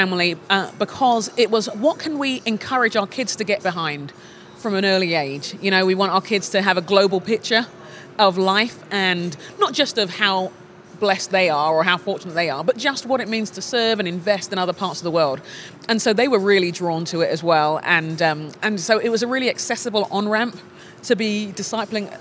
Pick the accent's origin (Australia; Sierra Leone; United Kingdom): United Kingdom; London; now in Minneapolis, United States; Nigerian Londoner